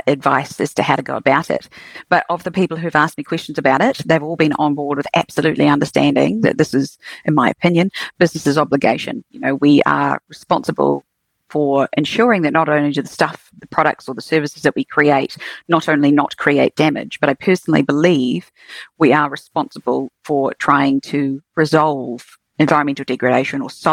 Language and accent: English; Queenstown, Otago, New Zealand; also born or lived in Dunedin; I grew up in Queenstown